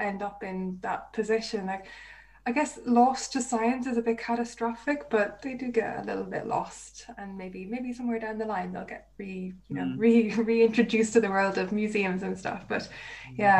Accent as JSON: {"language": "English", "country": "Ireland", "said": "I'm from Ireland."}